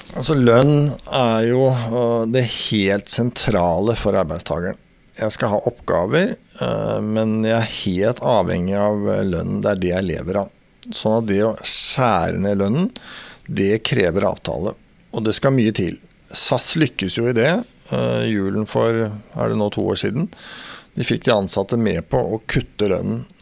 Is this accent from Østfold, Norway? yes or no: yes; Sarpsborg, Østfold, Norway; Jeg vokste opp i Sarpsborg, eh, Borregaard, industri.